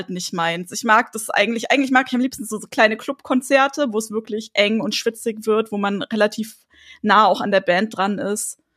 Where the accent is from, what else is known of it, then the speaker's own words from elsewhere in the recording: Munich, Bavaria, Germany; Ich komme aus München.